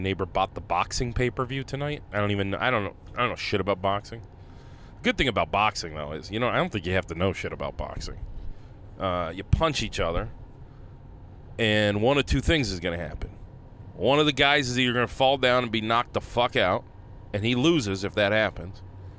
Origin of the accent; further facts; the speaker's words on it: Tennessee, United States; I worked my whole career at the Hunt's factory down in Tennessee. Yeah, we're from Tennessee